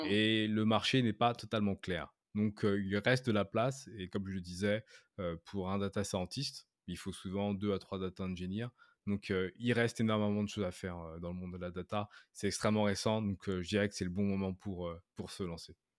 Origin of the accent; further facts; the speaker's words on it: France; moved away as an adult; now in Canada; je suis français, j'habite au Canada depuis maintenant plus de 7 ans